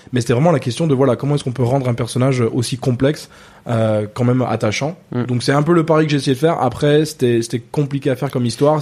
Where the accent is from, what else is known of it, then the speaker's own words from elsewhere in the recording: Ghana; French is a second language; moved away as an adult; now in France; très tôt. Euh, très tôt, on a déménagé au Ghana et j'ai grandi là-bas. J'ai passé presque 20